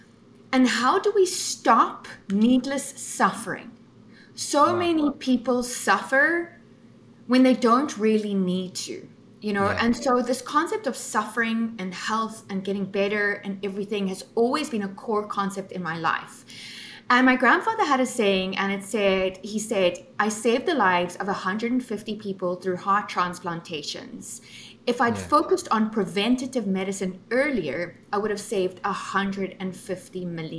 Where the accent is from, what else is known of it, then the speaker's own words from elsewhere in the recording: Cape Town, Western Cape, South Africa; now in United States; I am originally from Cape Town, South Africa